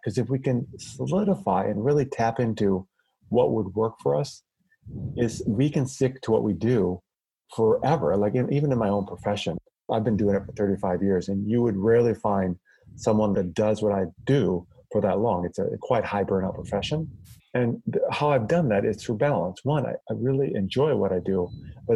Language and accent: English; Iowa, United States; I grew up in the Midwest in Iowa